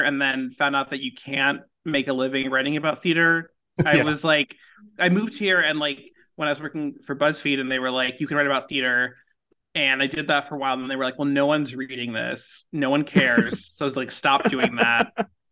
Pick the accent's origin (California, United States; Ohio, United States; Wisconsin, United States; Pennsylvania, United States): California, United States; Beverly Hills; moved away as an adult; also born or lived in Los Angeles; now in New York City, United States; I grew up in Beverly Hills